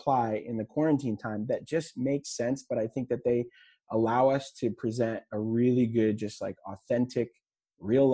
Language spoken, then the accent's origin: English; Texas, United States; I'm from Texas